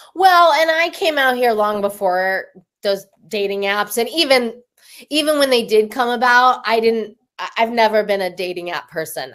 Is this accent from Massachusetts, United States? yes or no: no; Denver, Colorado, United States; moved away as an adult; also born or lived in Taos, New Mexico; now in Los Angeles, United States; I'm from Denver